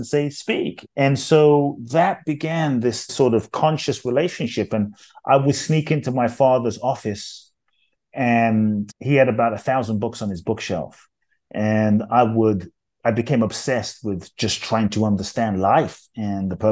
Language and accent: English; London, United Kingdom; also born or lived in Ghana; I grew up in London